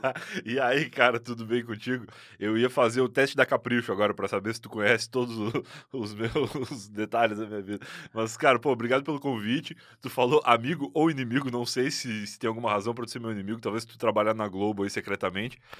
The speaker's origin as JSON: {"language": "Portuguese", "town": "Rio Grande", "region": "Rio Grande do Sul", "country": "Brazil", "tie": "born or raised there", "moved": "as an adult", "lives_now": "São Paulo, Brazil", "said": "eu nasci em Rio Grande, que é uma cidade no sul do Rio Grande do Sul"}